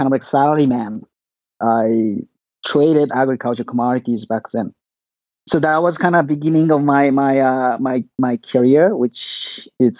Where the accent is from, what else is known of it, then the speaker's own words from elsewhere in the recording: Tokyo, Japan; I was born and raised in Tokyo.